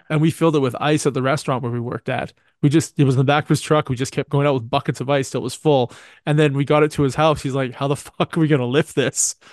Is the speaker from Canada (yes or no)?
yes; Canada; I am Canadian